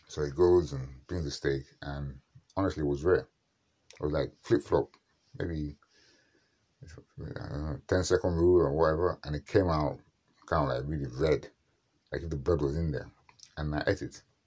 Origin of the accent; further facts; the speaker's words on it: Nigeria; I'm a Nigerian